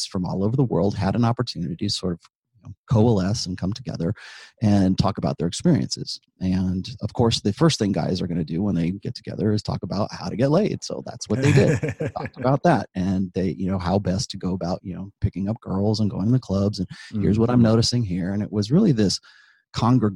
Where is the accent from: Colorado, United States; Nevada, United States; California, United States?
California, United States; Southern; I grew up in Southern California